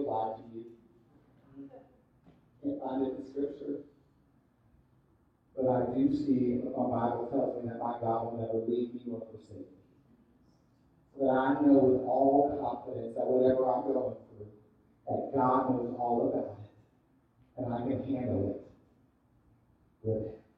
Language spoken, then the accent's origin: English; Fort Lauderdale, Miami area, South Florida, United States; I grew up in South Florida, Fort Lauderdale, Miami area